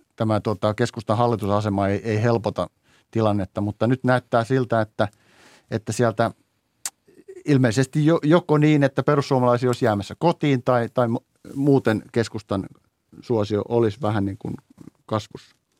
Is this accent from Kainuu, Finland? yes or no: no; Teuva, South Ostrobothnia, Finland; moved away; itse tulen tai olen syntyisin pienestä Teuan kunnasta